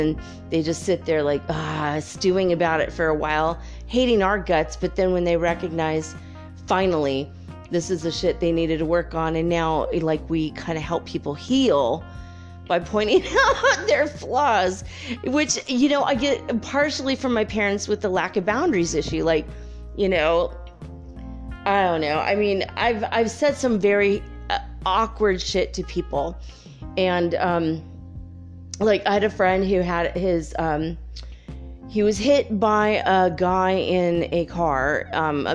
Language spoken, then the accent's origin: English; Minnesota, United States; also born or lived in California; now in Detroit, United States; I grew up in California and then, you know, Minnesota